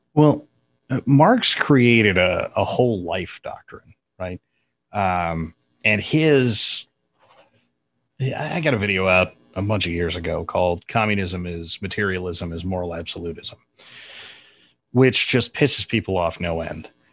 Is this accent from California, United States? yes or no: yes; north of Sacramento, Northern California, United States; I grew up in Northern California, uh, up just north of Sacramento